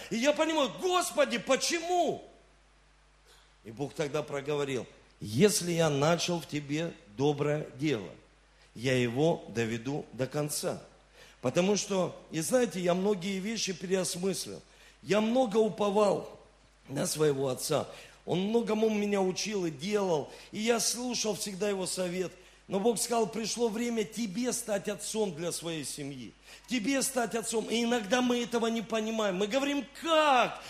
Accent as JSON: {"language": "Russian", "town": "Rostov-on-Don", "region": "Rostov Oblast", "country": "Russia", "tie": "born or raised there", "also_born_or_lived": "Saint Petersburg", "said": "я родился в Санкт-Петербурге, но с 7 лет я живу в Ростове-на-Дону"}